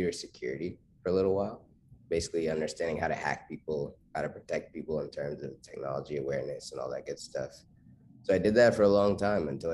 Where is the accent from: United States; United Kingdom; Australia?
United States; Charlotte, North Carolina; where I'm from Charlotte, North Carolina.